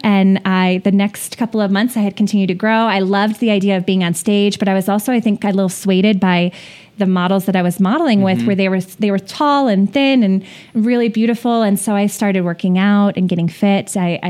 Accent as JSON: {"language": "English", "town": "Brookfield", "region": "Wisconsin", "country": "United States", "tie": "born or raised there", "said": "And I was raised in Brookfield, Wisconsin, this little town north of Milwaukee, and went to high school there."}